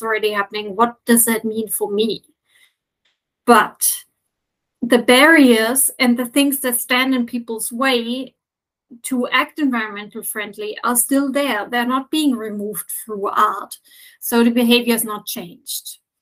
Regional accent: Germany; also born or lived in United Kingdom / Dutch Caribbean / Norway; now in Athens, Greece; I am originally from Germany, but I have lived in several other countries like the UK, the Dutch, Dutch Caribbean, and Norway before. And I'm since five years now in Athens

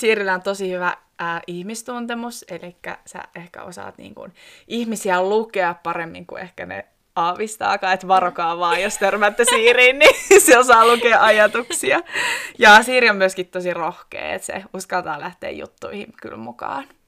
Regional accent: Koskenkorva, South Ostrobothnia, Finland; moved away as an adult; now in Ivalo, Finland; Mä oon kotoisin Etelä-Pohjanmaalta, Koskenkorvalta, ja ennen kuin mä muutin tänne Ivaloon

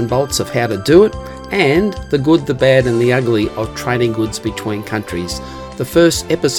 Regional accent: Sydney, New South Wales, Australia; I'm from Sydney, Australia, the land down under

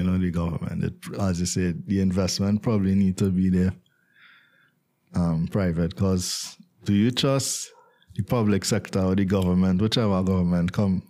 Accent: Trinidad & Tobago; as a Trinidadian myself

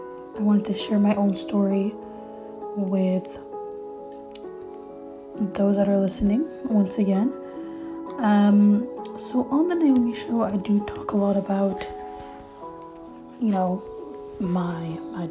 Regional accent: Montreal, Quebec, Canada; first language French; English is a second language; I'm Canadian, so I'm born in Montreal, Canada, in a middle class, you know, home

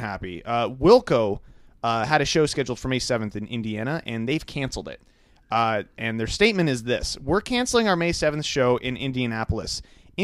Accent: Canada; we are so Canadian.

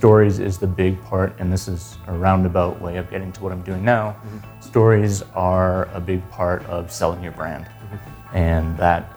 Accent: Winnipeg, Manitoba, Canada; moved away as an adult; now in Calgary, Canada; I'm born and raised in Winnipeg

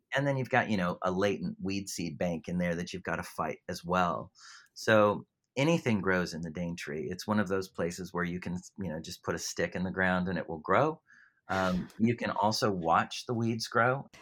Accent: California, United States; moved away as an adult; now in Australia; I'm from California, and, uh, I can't, I can't shake the accent

